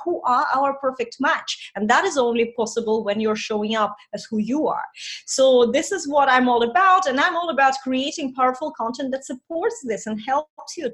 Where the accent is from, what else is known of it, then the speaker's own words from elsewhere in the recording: Estonia; first language Russian; English is a second language; moved away as an adult; also born or lived in Ukraine / London; now in Ireland; I grew up in Estonia, but I don't speak Estonian. I'm actually Russian speaking.